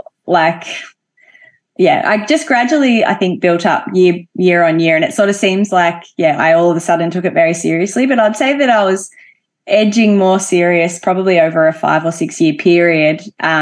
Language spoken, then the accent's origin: English; Albury, New South Wales, Australia; Yeah, so Albury's a very sporty town, I would say, but big football, netball town, basketball, hockey, all of those team sports are quite popular there.